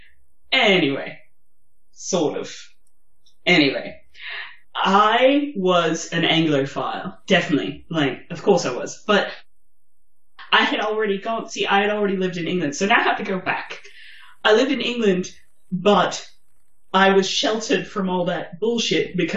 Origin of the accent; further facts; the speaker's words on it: Germany; I'm German